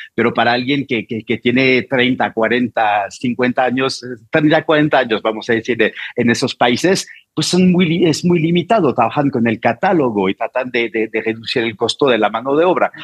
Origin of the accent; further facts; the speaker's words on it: Normandy, France; Spanish is a second language; moved away as an adult; now in Mexico City, Mexico; vengo de Normandía